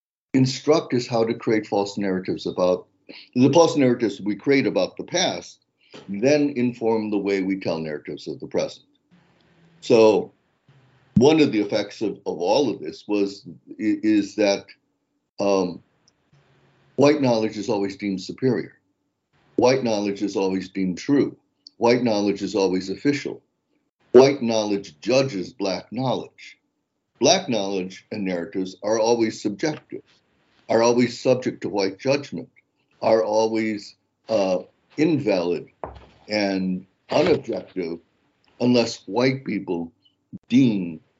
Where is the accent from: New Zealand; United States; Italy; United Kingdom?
United States; Skokie, Illinois; I go, Skokie, it's a Jewish suburb of Chicago.